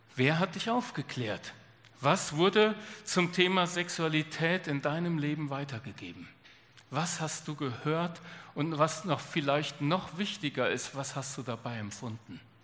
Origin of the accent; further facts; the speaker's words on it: Germany; bei uns in Deutschland